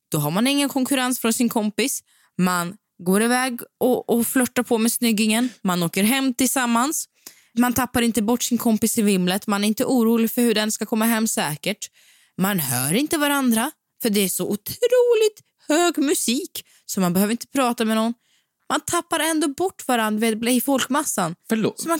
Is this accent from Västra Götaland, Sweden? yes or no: yes; Västra Götaland, Sweden; accent: Gothenburg dialect; Ja, men det är någonting som jag saknar väldigt, väldigt starkt är faktiskt min göteborgska som är ganska så frånvarande nu.